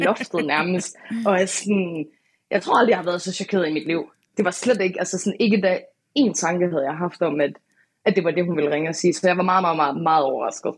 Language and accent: Danish; Aalborg, North Denmark Region, Denmark; jeg er fra Aalborg